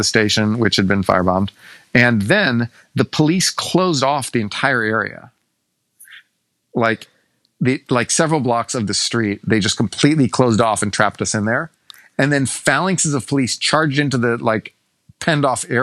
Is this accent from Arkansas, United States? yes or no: no; Texas, United States; being a Texan as I am